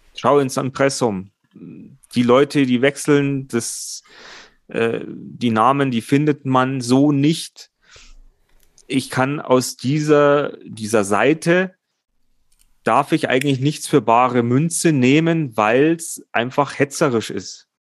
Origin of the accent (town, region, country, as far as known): Germany